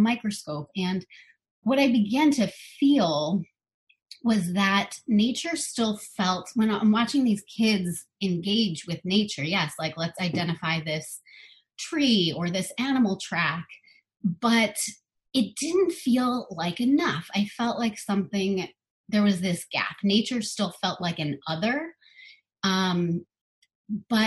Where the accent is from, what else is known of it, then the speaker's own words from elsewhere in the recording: Long Island, New York, United States; now in Hudson Valley, United States; I grew up on Long Island until I was 10. And then my family moved upstate